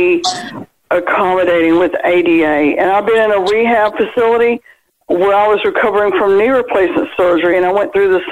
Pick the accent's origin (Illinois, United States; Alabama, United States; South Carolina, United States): Alabama, United States; Birmingham; I'm from Birmingham, Alabama